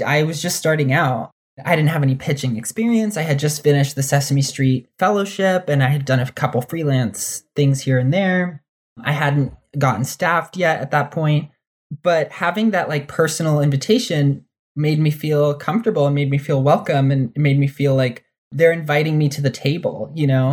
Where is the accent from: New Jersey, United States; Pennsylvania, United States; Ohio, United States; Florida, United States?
New Jersey, United States; also born or lived in New York / Dominican Republic (ancestry); I grew up in New Jersey